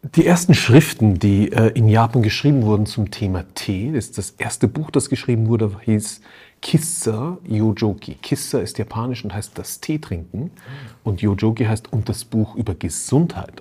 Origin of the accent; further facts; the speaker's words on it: Austria; ich bin in Österreich aufgewachsen, da fährst du als Schüler immer zum Skifahren